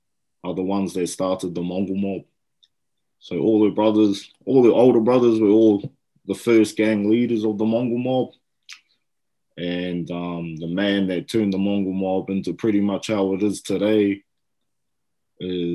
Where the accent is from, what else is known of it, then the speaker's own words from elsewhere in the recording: Hastings, Hawke's Bay, New Zealand; Hawke's Bay, I've lived there all my life in Hastings. I was born here. I've never lived anywhere outside of Hawke's Bay